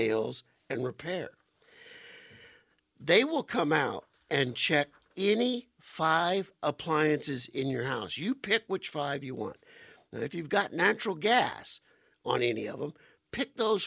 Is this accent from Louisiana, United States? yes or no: yes; Cajun, Louisiana, United States; as a Cajun